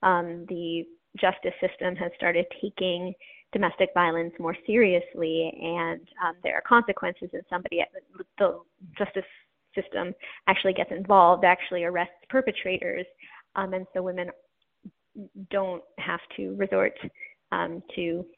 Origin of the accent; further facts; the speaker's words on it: Wyoming, United States; born there; also born or lived in New York / Iowa; I was born in Wyoming and then lived in upstate New York, about a mile from our nearest neighbor, and then in Iowa.